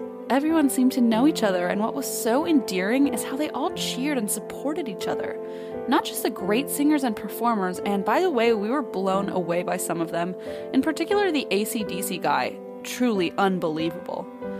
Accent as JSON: {"language": "English", "country": "Philippines", "said": "Hello, I'm Filipino, need I say more?"}